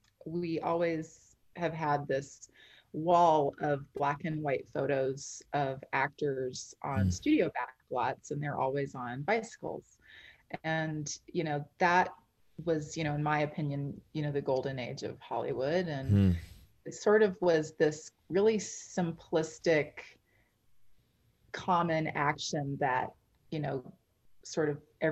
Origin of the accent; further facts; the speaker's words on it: Canada; also born or lived in London; Well, I'm Canadian. Sort of grew up all over the place.